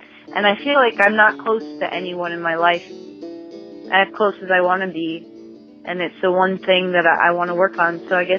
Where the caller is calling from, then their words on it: Burbank, California, United States; calling from Burbank, California.